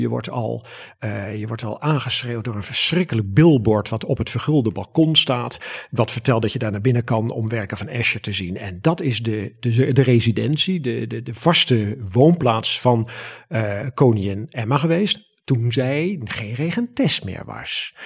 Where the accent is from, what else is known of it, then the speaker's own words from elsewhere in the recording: Netherlands; Wij zijn Hollanders van de menselijke maat, de menselijke schaal